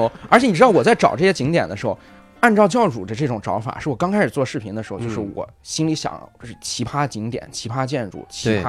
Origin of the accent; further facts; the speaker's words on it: Hebei, China; 尤其是我最钟爱的我的家乡河北省是非常不一样的。